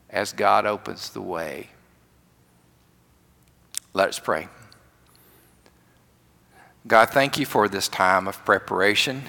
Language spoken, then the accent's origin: English; rural Alabama, United States; I grew up in the country, another part of the state